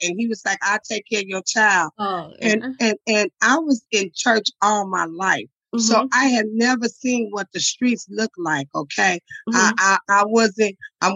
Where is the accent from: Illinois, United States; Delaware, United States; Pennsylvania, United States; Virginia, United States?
Illinois, United States; Chicago; I'm from the low end of Chicago.